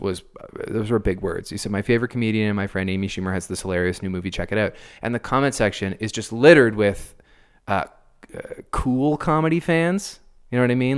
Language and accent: English; Canada; as a Canadian.